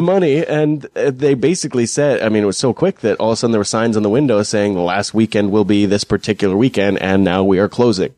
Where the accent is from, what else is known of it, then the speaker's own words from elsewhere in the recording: Fort McMurray, Alberta, Canada; growing up in Fort McMurray